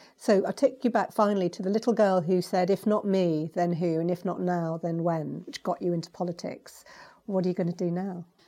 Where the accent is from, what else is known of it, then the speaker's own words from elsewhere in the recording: United Kingdom; I'm a British Asian